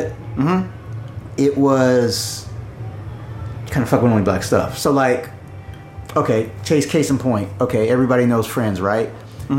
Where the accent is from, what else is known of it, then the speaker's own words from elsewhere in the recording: Southern California, United States; moved away as an adult; also born or lived in Los Angeles; now in Tokyo, Japan; I grew up in SoCal, Southern California.